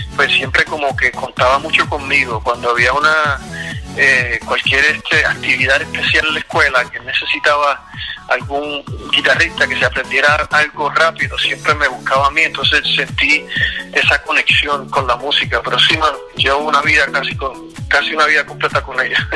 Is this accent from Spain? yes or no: no; Puerto Rico; yo soy puertorriqueño, eh, entonces cuando pequeño en Puerto Rico